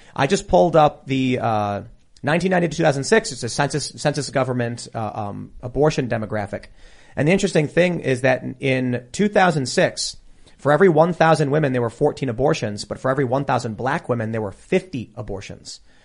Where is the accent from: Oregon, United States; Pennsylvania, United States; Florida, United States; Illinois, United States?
Illinois, United States; Chicago; in the south side of Chicago, in mixed race areas, in gang territory